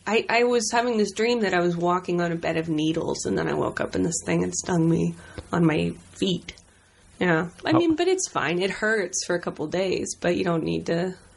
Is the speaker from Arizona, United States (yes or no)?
yes; Tucson, Arizona, United States; Warm. Dry. Kind of odd, you know. I grew up near the Air Force Base, and There's a lot of, like, scorpions.